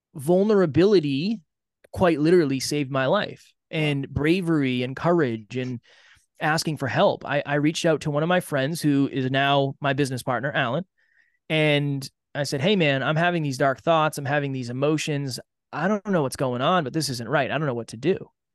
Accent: Uxbridge, Massachusetts, United States; I grew up in a small town in Massachusetts, Uxbridge, Massachusetts.

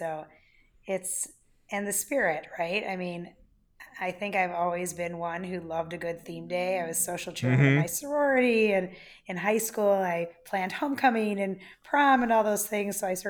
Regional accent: Wheeling, Illinois, United States; also born or lived in Buffalo Grove; So starting at three, I grew up in Wheeling in Buffalo Grove.

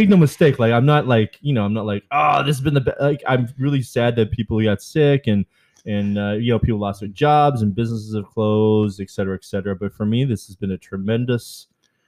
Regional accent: Vancouver, British Columbia, Canada; now in Wyandotte, United States; I'm originally from Vancouver

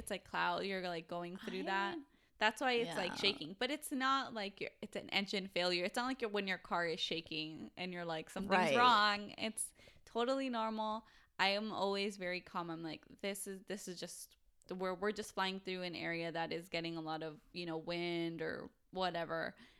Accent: Mexico; So I spoke Spanish and I was like, I'm from Mexico. Yo soy mexicana.

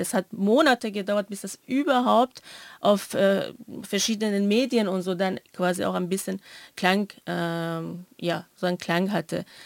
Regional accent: Iran; moved away; ich komme ja aus dem Iran

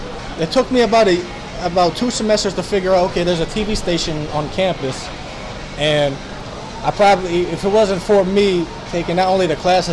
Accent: Slidell, Louisiana, United States; And I come from Slido, Louisiana, not too far from New Orleans. Went to Slido High, and then I went to Southeastern, graduated last year with my media degree

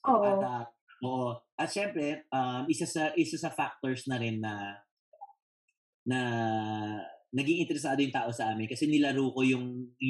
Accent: Philippines; bilang Pilipino, aminin nyo to, aminin nyo to guys

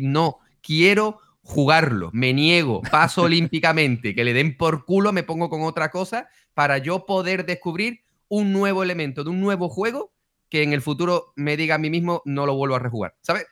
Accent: Spain; yo soy español

